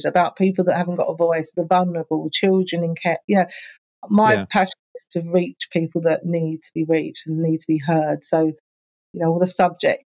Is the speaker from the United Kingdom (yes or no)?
yes; Enfield, London, United Kingdom; moved away as an adult; also born or lived in Ponders End / Palmers Green / Southgate; now in Essex, United Kingdom; I grew up in Enfield, all North London.